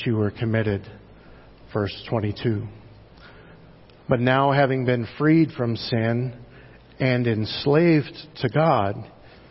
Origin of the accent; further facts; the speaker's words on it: United States; as an American Christian